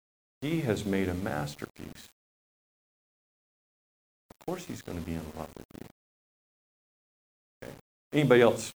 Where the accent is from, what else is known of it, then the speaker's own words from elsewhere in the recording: Papua New Guinea; I was a kid growing up in Papua New Guinea a long time ago